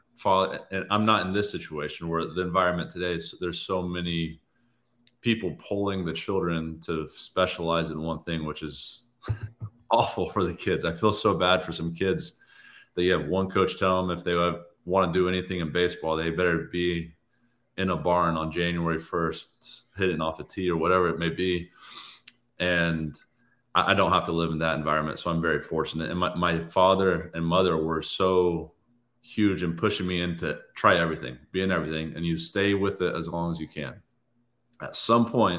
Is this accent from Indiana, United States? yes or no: yes; Indiana, United States; moved away as an adult; also born or lived in Michigan; growing up in Indiana